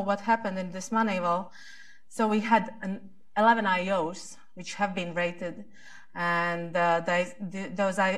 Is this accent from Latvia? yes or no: yes; Latvia